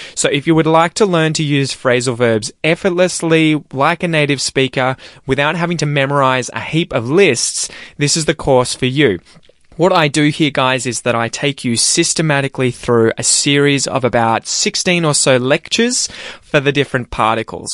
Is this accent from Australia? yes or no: yes; Australia; as an Australian